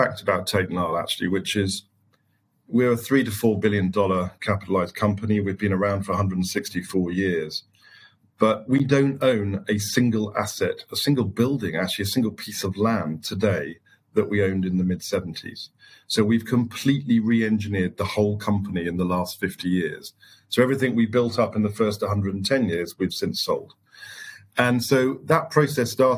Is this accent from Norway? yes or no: no; the Fens, East Anglia, East of England, United Kingdom; I was born in the Fens in East Anglia. I lived very close to a large sugar beet factory as I grew up.